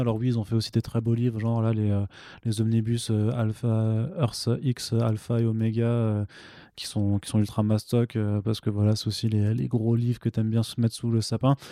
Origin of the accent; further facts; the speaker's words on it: Alsace, Grand Est, France; je suis alsacien